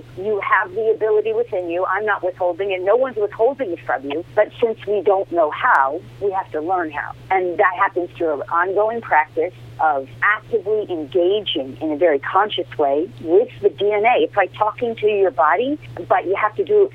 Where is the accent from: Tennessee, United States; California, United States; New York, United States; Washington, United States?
New York, United States; Larchmont; moved away; also born or lived in Bronx, New York; I grew up in Larchmont